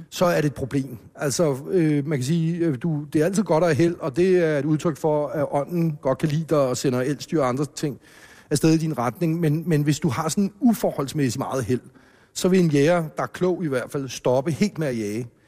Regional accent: Hellerup, Capital Region of Denmark, Denmark; hjemme i villaen øh, i Hellerup, hvor, hvor jeg voksede op

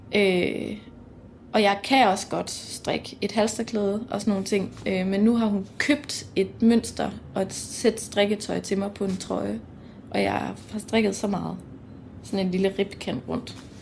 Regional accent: Mols, Djursland, Central Denmark Region, Denmark; accent: Jutlandic; jeg er opvokset på Mols på Djursland.

